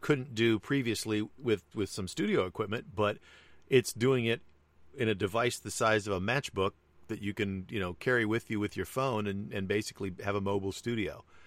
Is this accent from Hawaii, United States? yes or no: yes; Hawaii, United States; I am Hawaiian.